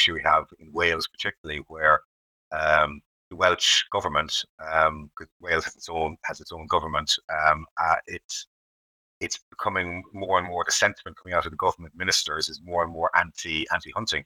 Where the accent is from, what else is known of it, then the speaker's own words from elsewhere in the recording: Ireland; now in United Kingdom; I grew up in Ireland